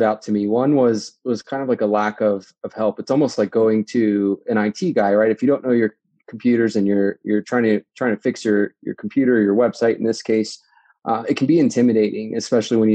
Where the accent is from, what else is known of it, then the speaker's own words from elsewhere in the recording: DC, Virginia, United States; moved away as an adult; also born or lived in New Jersey; now in Denver, United States; originally from the East Coast, out near the DC, Virginia area. I spent about 20, 25 years in that part of the world, and then was born actually in New Jersey, just outside of New York